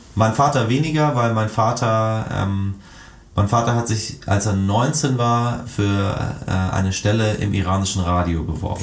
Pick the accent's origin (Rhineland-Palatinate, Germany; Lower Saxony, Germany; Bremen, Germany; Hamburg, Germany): Hamburg, Germany; also born or lived in Iran; nach Hamburg-Eidelstedt wieder zurückkehre in die Gedanken der, der späten 80er